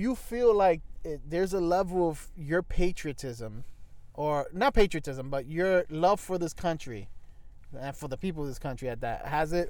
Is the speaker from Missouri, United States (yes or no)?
no; New York City, New York, United States; Like I'm from here. From the United States. I'm from New York City.